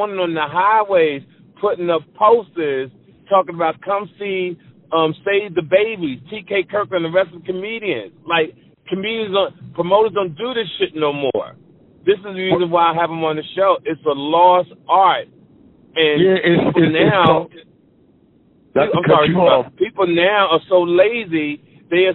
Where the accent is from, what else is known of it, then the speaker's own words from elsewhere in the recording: Philadelphia, Pennsylvania, United States; all our people we grew up in Philly